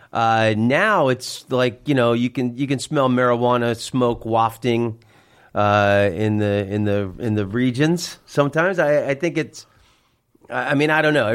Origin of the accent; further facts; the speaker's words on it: Orlando, Florida, United States; moved away as an adult; also born or lived in San Francisco; I'm from Orlando, Florida